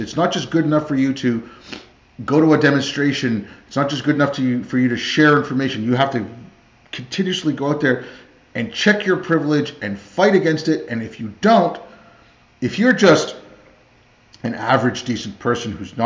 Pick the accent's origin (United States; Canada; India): India; moved away; I was born in India. Like I grew up with a lot of, my family's Indian, like some Pakistani